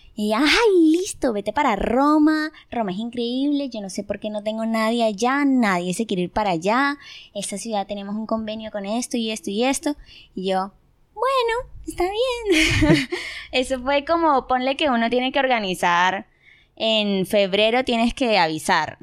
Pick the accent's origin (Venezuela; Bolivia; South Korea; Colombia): Colombia; Barranquilla, Atlántico; moved away as an adult; now in Germany; soy de Colombia, tengo 22 años, estoy en Alemania hace